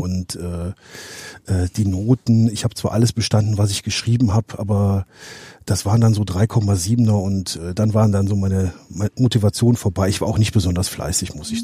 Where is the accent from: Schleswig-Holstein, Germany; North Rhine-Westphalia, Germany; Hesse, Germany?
North Rhine-Westphalia, Germany; Alsdorf; also born or lived in Herzogenrath; ich komme hier aus dem Raum Aachen, ursprünglich aus äh, Alsdorf